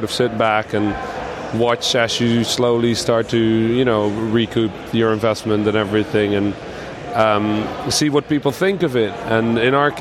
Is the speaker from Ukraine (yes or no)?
no; Netherlands; moved away as an adult; I'm half Dutch, half Egyptian, right? So I was born in the Netherlands